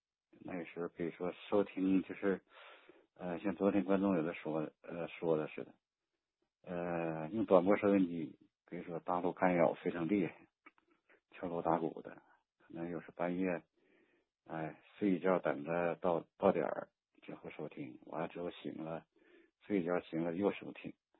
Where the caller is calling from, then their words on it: Jilin, China; 呃，我是吉林。